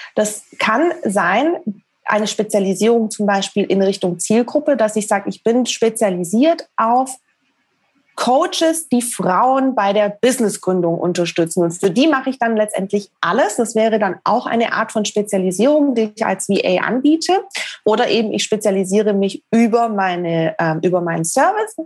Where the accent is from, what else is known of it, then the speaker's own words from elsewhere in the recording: Stuttgart, Baden-Württemberg, Germany; Ich komme ursprünglich aus Stuttgart.